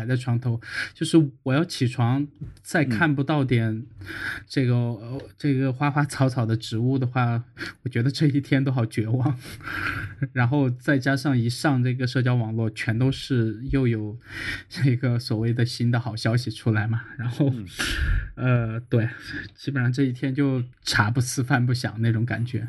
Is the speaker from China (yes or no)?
yes; China; 我作为一个中国人